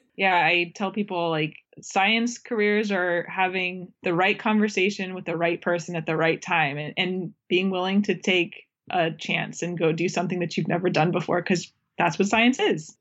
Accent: Florida, United States; moved away; I grew up in Florida

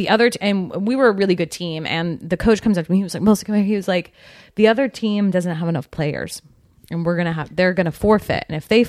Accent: Georgia, United States; accent: Southern; I was in Georgia. {S4} Okay. {S3} I'm from Georgia.

